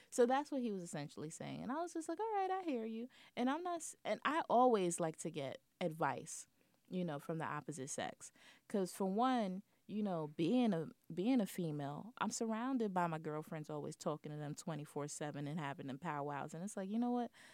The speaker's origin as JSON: {"language": "English", "region": "New York", "country": "United States", "said": "being a New Yorker"}